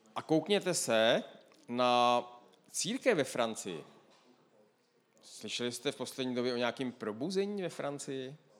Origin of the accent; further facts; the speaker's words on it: Moravia, Czechia; já jsem z Moravy